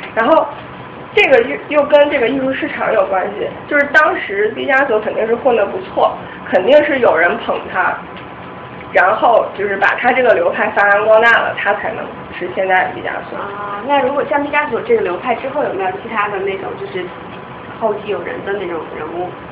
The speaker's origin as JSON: {"language": "Chinese", "town": "Jinan", "region": "Shandong", "country": "China", "also_born_or_lived": "Beijing / Michigan", "moved": "yes", "said": "我是济南的"}